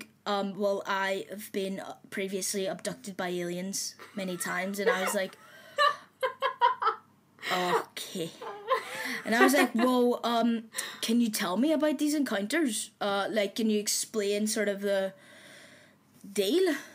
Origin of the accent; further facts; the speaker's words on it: Belfast, Northern Ireland, United Kingdom; accent: Irish; moved away; I'm from Belfast, I just go to uni here